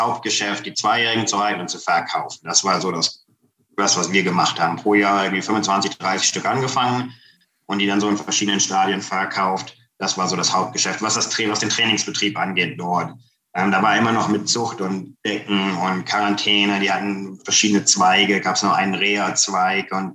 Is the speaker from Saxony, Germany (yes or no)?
no; Kassel, Hesse, Germany; now in United States; Ich komme ursprünglich aus Kassel.